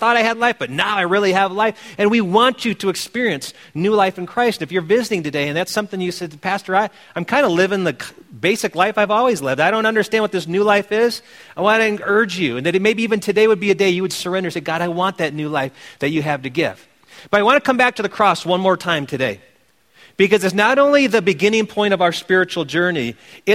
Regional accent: Wisconsin, United States; my home state team being the Green Bay Chopping Blocks

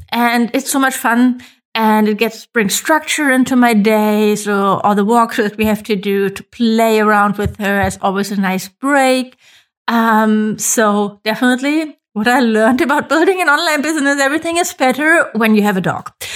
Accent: Germany; I'm from Germany

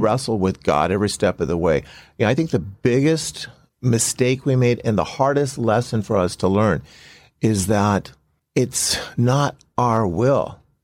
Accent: Compton, California, United States; I grew up in Compton

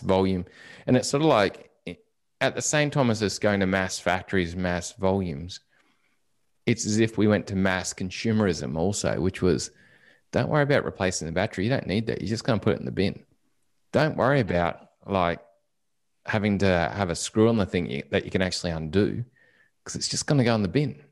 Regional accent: Australia

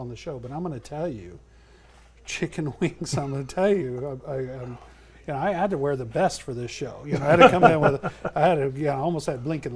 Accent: Fresno, California, United States; I'm from Fresno

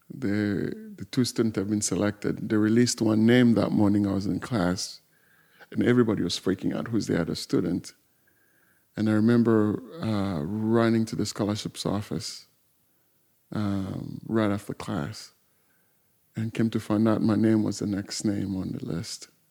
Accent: southern Congo, DR Congo; moved away; I was born in Warzone, in south of Congo

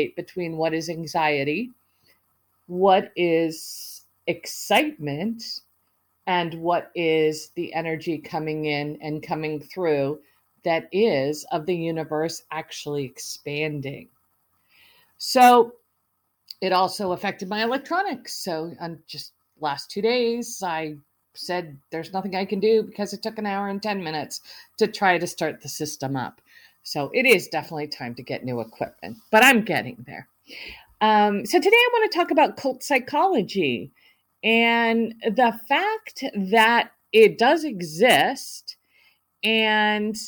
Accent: United States; also born or lived in Italy / Canada / Africa; I was raised mostly in the United States

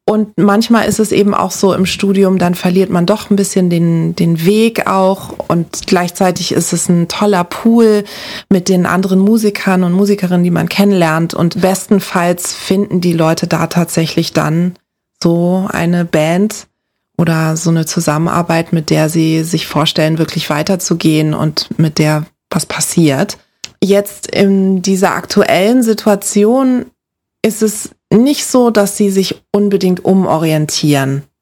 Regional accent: Lagos, Nigeria; Ich bin in Nigeria in der Hauptstadt Lagos aufgewachsen. Das ist ein Moloch.

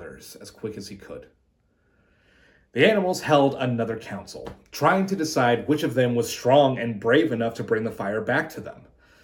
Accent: Santa Fe, New Mexico, United States; now in Los Angeles, United States; I was born and raised in Santa Fe, New Mexico

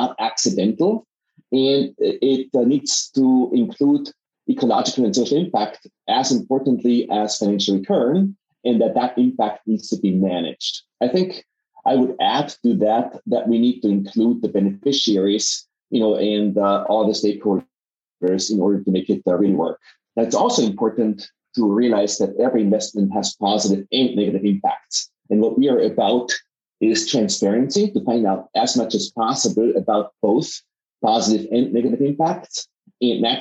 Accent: Innsbruck, Tyrol, Austria; moved away as an adult; also born or lived in Vienna / Silicon Valley; my background is that I am from Innsbruck, Austria

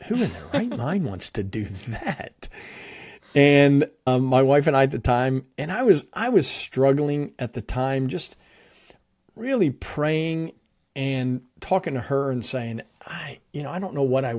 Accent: New Jersey, United States; also born or lived in Philadelphia; I'm from the Northeast part of the U.S. I was born in Philadelphia, grew up in South Jersey.

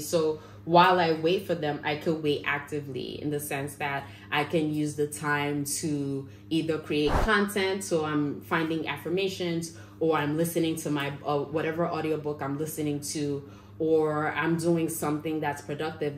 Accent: Nigeria; I'm Nigerian

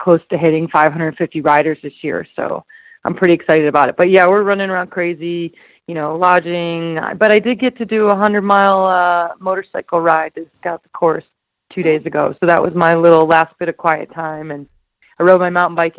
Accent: Idaho, United States; my hometown

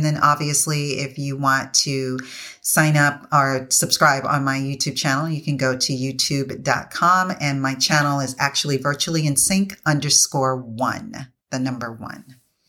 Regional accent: U.S. Virgin Islands; And it's centered on where I grew up in the Virgin Islands and the effects that it's had on there.

